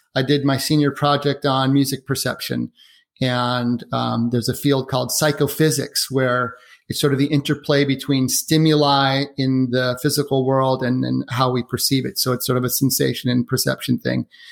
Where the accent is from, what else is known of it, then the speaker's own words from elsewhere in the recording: Portland, Oregon, United States; now in Seattle, United States; I grew up in Portland, lived now in, in Washington State in Seattle